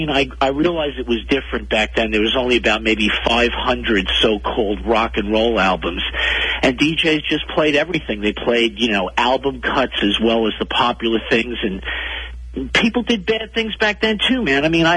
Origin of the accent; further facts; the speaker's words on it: New York City, New York, United States; I'm 50 years old. I grew up in New York City, and I grew up listening to WNEW-FM